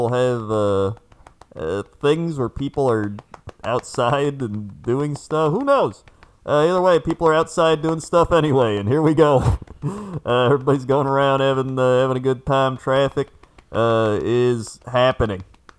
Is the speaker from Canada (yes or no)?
yes; Flin Flon, Manitoba, Canada; My hometown of Flin Flon, Manitoba, Canada.